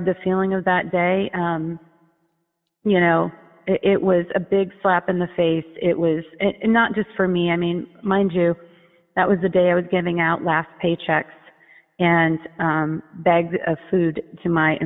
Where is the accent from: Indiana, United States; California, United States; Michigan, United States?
Indiana, United States; Fort Wayne; now in Sherman Oaks, United States; I was born in Fort Wayne, Indiana